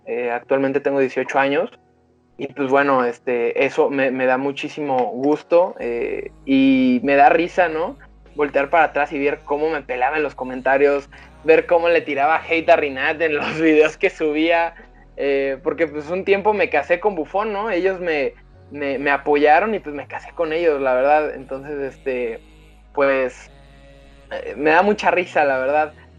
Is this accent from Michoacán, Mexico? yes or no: no; Arandas, Jalisco, Mexico; Aranda, que es mi tierra natal